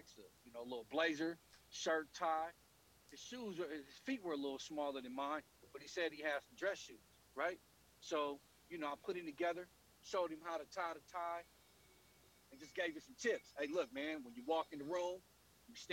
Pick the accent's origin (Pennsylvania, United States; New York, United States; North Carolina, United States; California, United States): California, United States; Oakland; I grew up in West Oakland in the projects in the 1980s